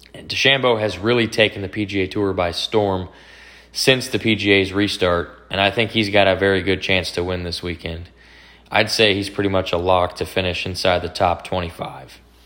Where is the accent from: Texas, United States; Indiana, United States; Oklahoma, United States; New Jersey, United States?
Texas, United States; Dallas; my hometown, Dallas